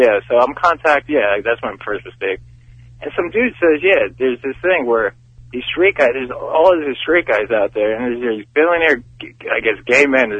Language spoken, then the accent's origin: English; New Jersey, United States; I'm from Jersey